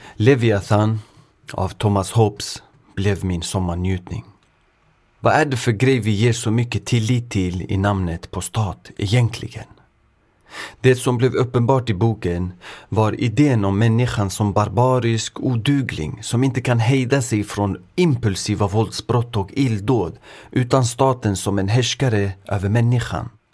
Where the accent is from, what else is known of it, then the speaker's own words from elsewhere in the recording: Sweden; also born or lived in Örebro; jag själv är född och uppvuxen i Sverige men har föräldrar från östra Kurdistan, idag västra Iran